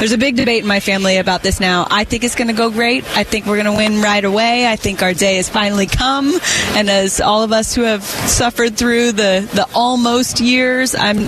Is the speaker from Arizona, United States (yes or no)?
yes; Phoenix, Arizona, United States; this is my hometown. I'd really love to be in Phoenix.